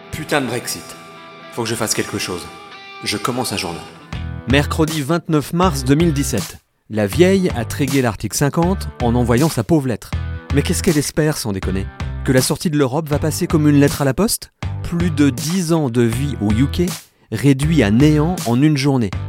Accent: France; moved away as an adult; now in United Kingdom; nous sommes des Français intégrés

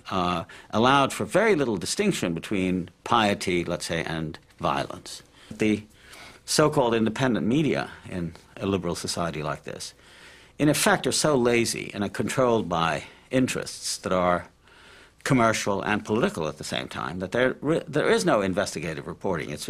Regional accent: Palestine; also born or lived in Cairo, Egypt; I mean, I myself, growing up in the Middle East, in Palestine and Cairo, used to delight in films on the Arabian Nights

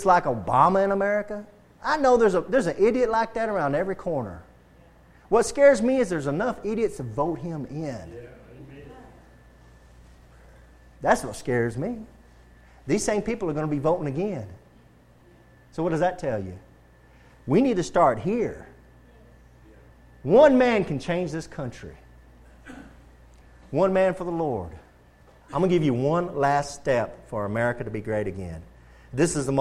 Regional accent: United States; as Americans, as American Christians

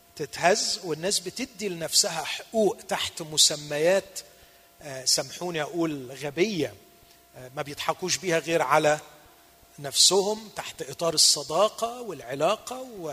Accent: Egypt; هنا عندنا في مصر

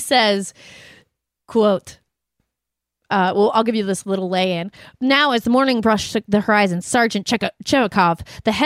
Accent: Denver, Colorado, United States; growing up in Denver

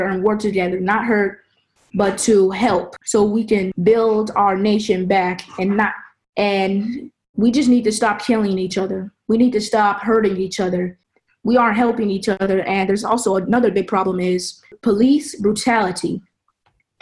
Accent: St. Louis, United States; now in Germany; I'm from St. Louis, Mississippi.

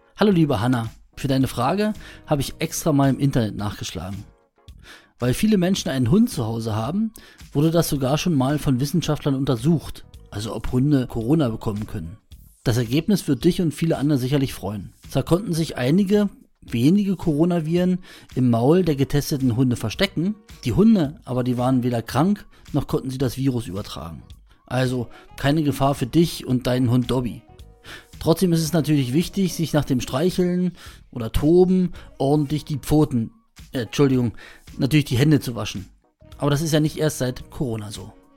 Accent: Brandenburg, Germany; Bei uns in Brandenburg

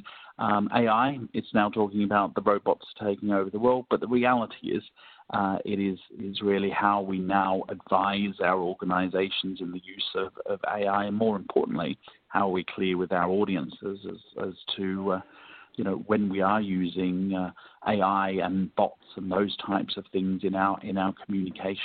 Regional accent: Melbourne, Victoria, Australia; Melbourne, my hometown

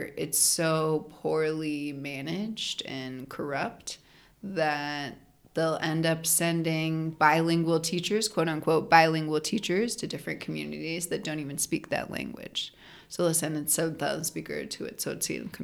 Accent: Portland, Oregon, United States; moved away as an adult; now in San Cristóbal de las Casas, Mexico; I'm from Portland, Oregon, so from a relatively monolingual white place

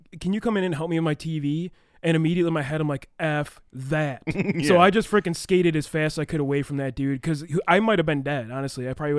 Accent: Elkhorn, Wisconsin, United States; born or raised there

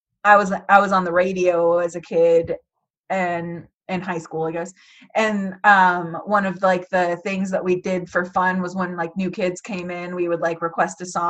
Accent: West Lafayette, Indiana, United States; I grew up in Purdue. I grew up there

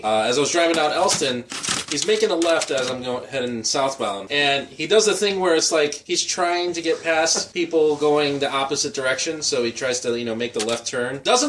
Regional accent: Cicero, Illinois, United States; You gotta remember, we're from Cicero.

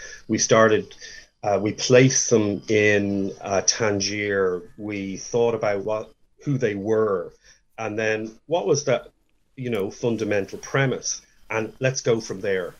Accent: Dublin, Leinster, Ireland; moved away; also born or lived in Florida; the one that I grew up in Dublin.

